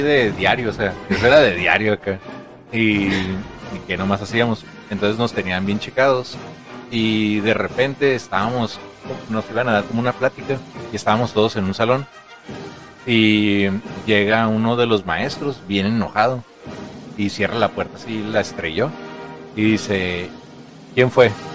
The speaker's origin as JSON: {"language": "Spanish", "country": "Mexico", "said": "como buen mexicanos que somos"}